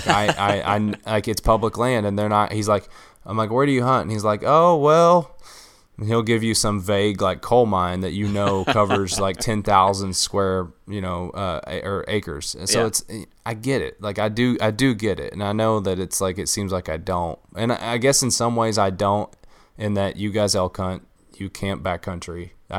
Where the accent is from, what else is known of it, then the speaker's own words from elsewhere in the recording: Kentucky, United States; But listen, I'm from Eastern Kentucky. We have, like, I'm willing to bet the majority of the state's public land is where I'm from.